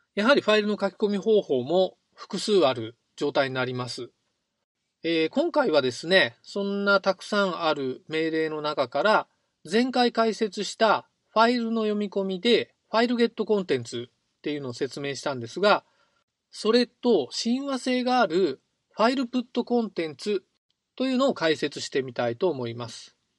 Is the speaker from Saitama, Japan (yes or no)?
no; Ehime, Japan; 僕の出身地は愛媛県なんですが